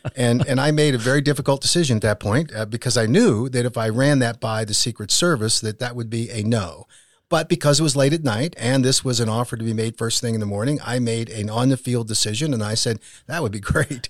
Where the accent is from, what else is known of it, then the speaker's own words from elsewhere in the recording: Pittsburgh, Pennsylvania, United States; moved away; also born or lived in Utah County, Utah; my brothers and I, when we were growing up in Pittsburgh, Pennsylvania